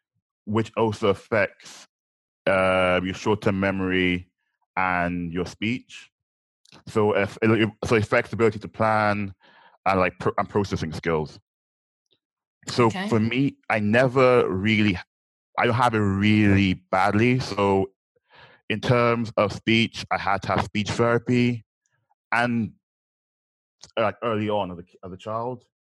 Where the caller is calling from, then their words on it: London, United Kingdom; I'm currently in London.